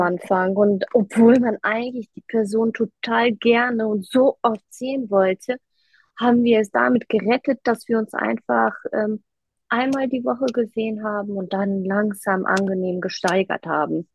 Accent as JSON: {"language": "German", "town": "Düsseldorf", "region": "North Rhine-Westphalia", "country": "Germany", "said": "ich komme aus Düsseldorf und äh, bin 33 Jahre alt"}